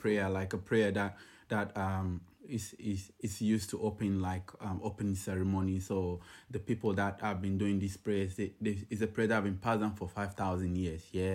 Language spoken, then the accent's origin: English; Ghana; moved away as an adult; now in Sydney, Australia; I'm, uh, originally from Ghana, I've been in Sydney, uh, for over ten years now